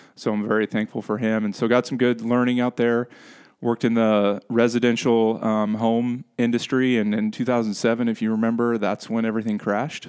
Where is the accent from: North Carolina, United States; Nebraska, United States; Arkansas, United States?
Nebraska, United States; Henderson; I was born and raised here in Henderson, Nebraska